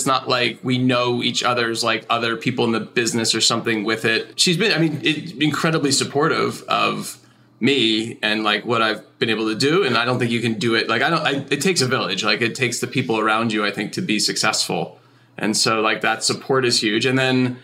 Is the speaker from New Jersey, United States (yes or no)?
yes; New Jersey, United States; I grew up in like kind of horse country in New Jersey